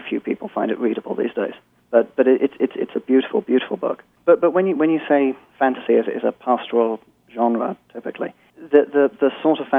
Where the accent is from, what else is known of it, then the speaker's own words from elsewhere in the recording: London, United Kingdom; moved away as an adult; now in New York, United States; I'm originally from London. But I've lived in the States for 8 years or so, and in New York for about four